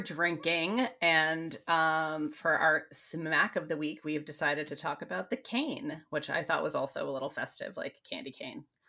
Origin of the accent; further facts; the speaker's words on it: United States; I'm American too